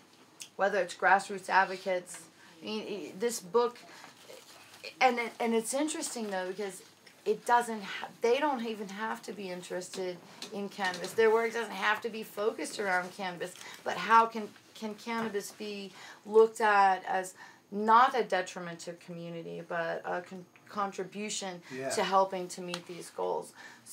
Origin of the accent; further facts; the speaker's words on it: United States; now in Mexico; I'm American.